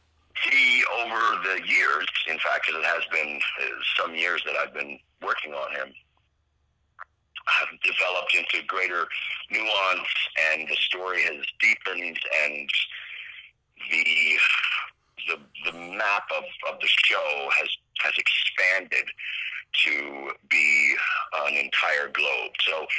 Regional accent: White Plains, New York, United States; also born or lived in Connecticut / Pennsylvania; I was born in White Plains, New York.

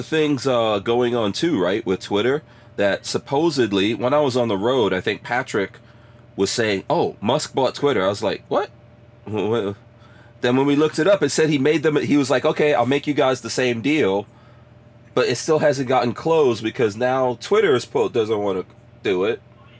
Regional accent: Guyana; moved away; So I'm from Guyana, right? And we had to move around a lot, and then we came here with a visa, but stayed here illegally, all that kind of stuff.

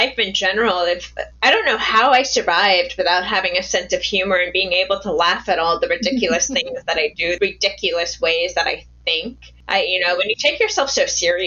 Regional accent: Truckee, California, United States; I grew up in a town called Truckee in Truckee, California

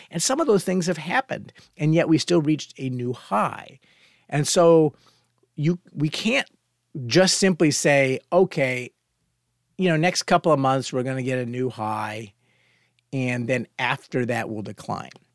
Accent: Fort Worth, Texas, United States; when I was young and growing up in Fort Worth, Texas

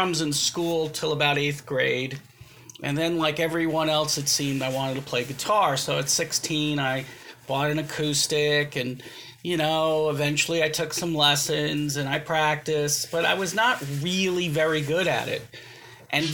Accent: United States; I was brought up here in the United States. I'm second generation

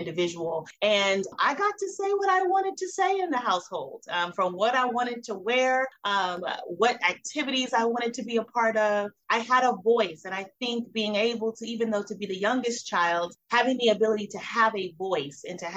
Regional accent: Miami, Florida, United States; I was born in Miami, Florida

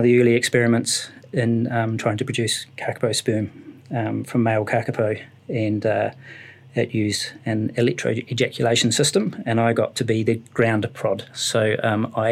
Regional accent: Ashburton, Canterbury, New Zealand; I was brought up in Ashburton, where there's not an awful lot of wildlife

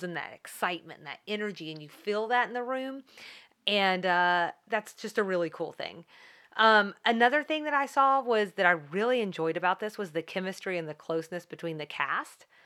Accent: the South, United States; I'm from the South

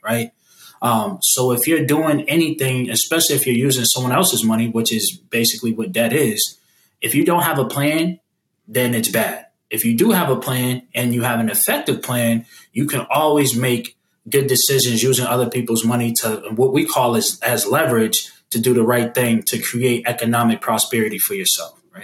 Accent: Boston, Massachusetts, United States; now in Atlanta, United States; my hometown of Boston

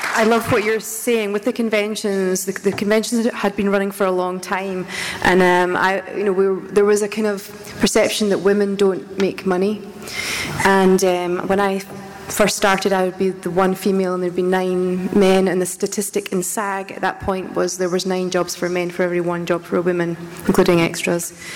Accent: Scotland, United Kingdom; moved away; I'm Scottish and we just get told to get your head down and get on with it.

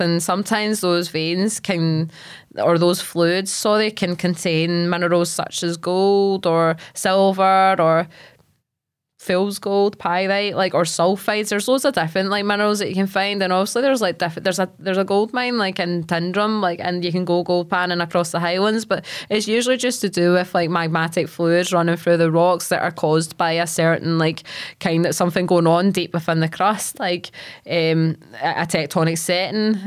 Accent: Largs, Scotland, United Kingdom; I'm from Largs

